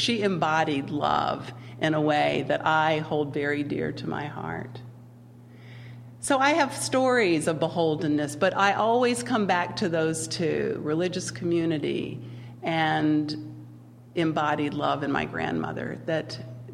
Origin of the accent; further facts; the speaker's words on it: Winston-Salem, North Carolina, United States; moved away; I grew up in the South, in North Carolina, Winston-Salem, lived there my entire, well, most of my childhood